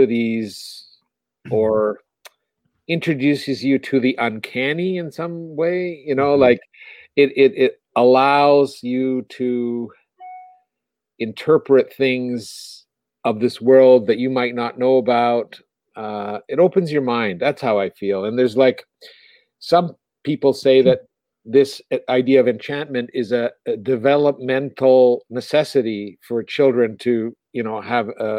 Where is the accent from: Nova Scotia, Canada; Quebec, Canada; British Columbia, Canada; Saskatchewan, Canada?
Quebec, Canada; Montreal; moved away; also born or lived in Ontario; I'm from Montreal, Canada, which was a French city, and it was more European. And then we moved to Ontario